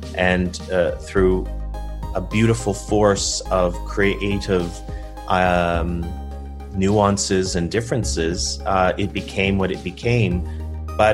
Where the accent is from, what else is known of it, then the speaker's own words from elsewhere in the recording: Toronto, Ontario, Canada; moved away as an adult; also born or lived in New York; You know, I'm a kid from Toronto, and I moved to New York, spent 20 years there.